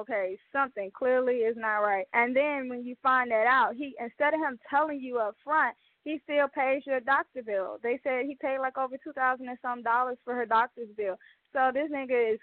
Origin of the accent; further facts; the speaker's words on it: Mobile, Alabama, United States; a local artist from the Mobile, Alabama, Port City, Bay Area, my hometown.